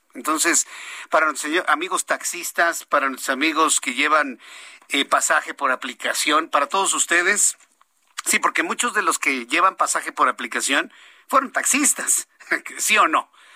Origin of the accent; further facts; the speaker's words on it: Mexico; ¿Qué estamos pagando como mexicanos?